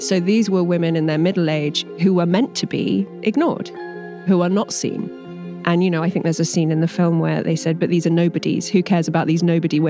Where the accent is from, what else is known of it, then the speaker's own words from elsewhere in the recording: England, United Kingdom; I'm English.